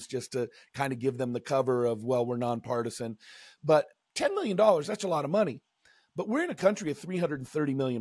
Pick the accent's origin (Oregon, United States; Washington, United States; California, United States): Washington, United States; Seattle; I grew up in Seattle